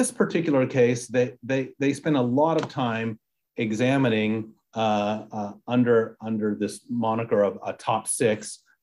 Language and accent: English; Texas, United States; now in Bay Area, United States; I'm from Texas